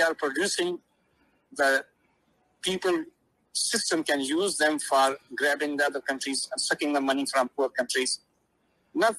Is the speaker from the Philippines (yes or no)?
no; Pakistan; now in United States; as a Pakistani